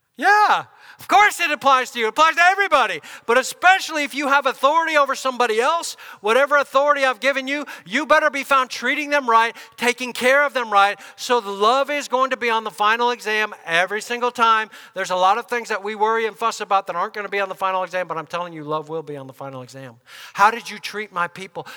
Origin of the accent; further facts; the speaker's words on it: United States; us as Americans, believers